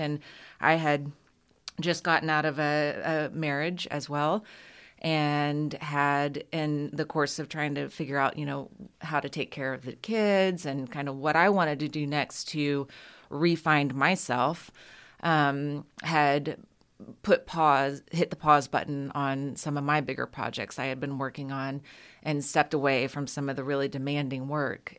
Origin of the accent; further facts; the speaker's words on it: Houston, Texas, United States; also born or lived in San Marcos, Texas; when I was growing up in Houston